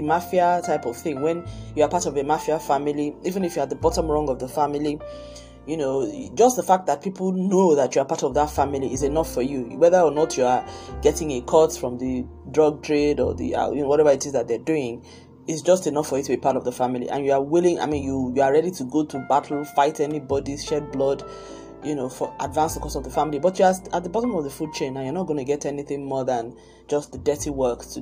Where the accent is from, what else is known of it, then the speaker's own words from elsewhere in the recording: Nigeria; also born or lived in Lagos, Nigeria; I'm Nigerian. I live in Lagos, Nigeria